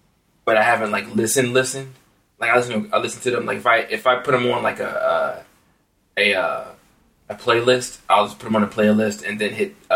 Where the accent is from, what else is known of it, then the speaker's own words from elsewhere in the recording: United States; I'm the American over here